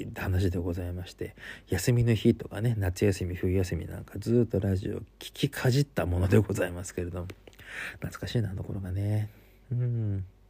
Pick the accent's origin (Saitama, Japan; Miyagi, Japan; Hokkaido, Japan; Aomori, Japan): Hokkaido, Japan; Sapporo; 私は札幌の人間でございますので